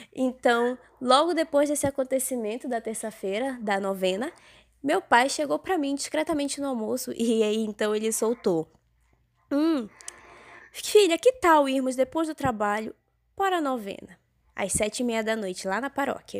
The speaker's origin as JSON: {"language": "Portuguese", "region": "interior of Pará", "country": "Brazil", "said": "nós somos do interior do Pará"}